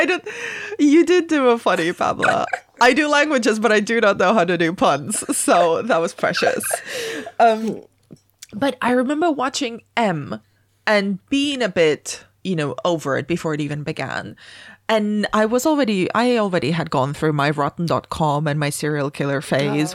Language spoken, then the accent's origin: English; Spain; moved away; I grew up in Spain